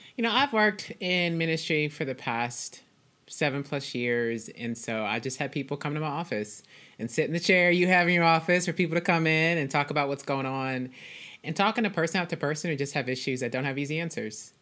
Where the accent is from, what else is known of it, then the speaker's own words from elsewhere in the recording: Dallas, Texas, United States; I am from Dallas, Texas. I currently live in Dallas